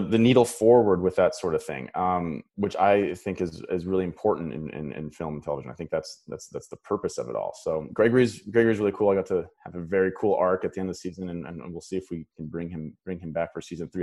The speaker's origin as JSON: {"language": "English", "town": "Paradise Hill", "region": "Saskatchewan", "country": "Canada", "tie": "born or raised there", "moved": "as an adult", "lives_now": "Los Angeles, United States", "said": "I grew up in a really small um, farming community. Um, my hometown has 500 people in it"}